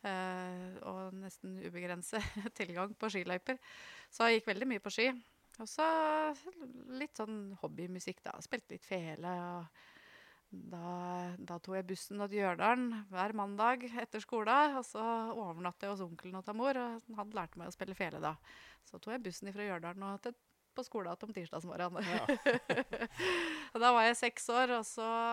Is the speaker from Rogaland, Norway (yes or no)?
no; Trysil, Innlandet, Norway; Når jeg vokste opp eh, i Flendalen, så, så var det sånn pluss-minus 100 innbyggere der.